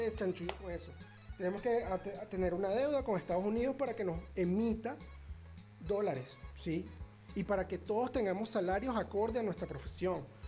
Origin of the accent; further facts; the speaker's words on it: Venezuela; soy el comunicador social más alejado del tema noticioso en mi país